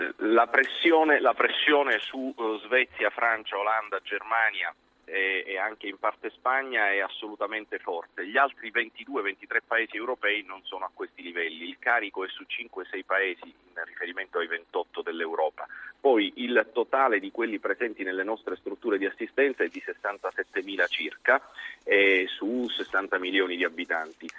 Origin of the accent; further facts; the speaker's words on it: Agrigento, Sicily, Italy; parlo da siciliano